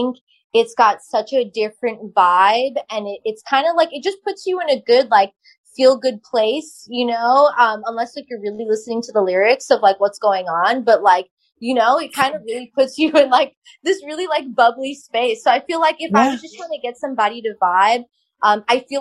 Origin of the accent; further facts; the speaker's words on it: Long Island, New York, United States; I grew up on Long Island with a bunch of Italians